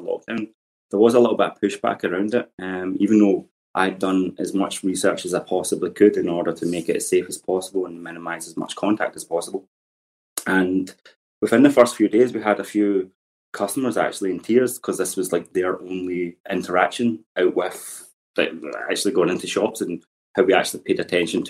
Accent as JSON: {"language": "English", "town": "Glasgow", "region": "Scotland", "country": "United Kingdom", "tie": "born or raised there", "said": "I grew up in Govan Hill, just around the corner on Langside Road"}